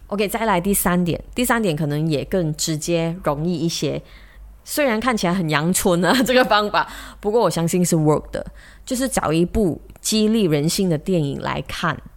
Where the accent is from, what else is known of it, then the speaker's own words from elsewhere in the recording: Malaysia; 我们马来西亚人